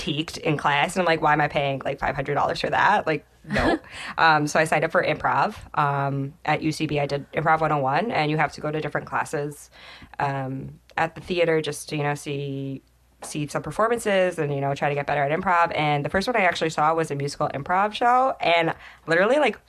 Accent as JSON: {"language": "English", "region": "New Jersey", "country": "United States", "tie": "born or raised there", "said": "I grew up in Jersey"}